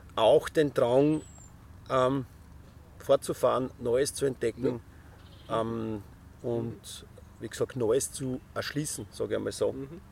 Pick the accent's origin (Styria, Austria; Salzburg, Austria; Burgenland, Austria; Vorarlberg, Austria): Styria, Austria; Ich bin Steirer